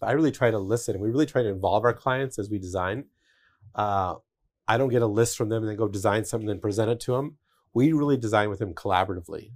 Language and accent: English; Denver, Colorado, United States; I grew up in Denver